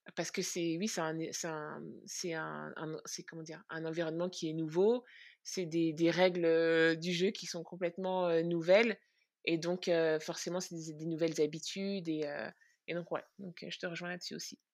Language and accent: French; France; moved away as an adult; also born or lived in Central African Republic / Brooklyn, New York; now in New York, United States; j'ai grandi en France, j'ai un petit peu grandi aussi en Centrafrique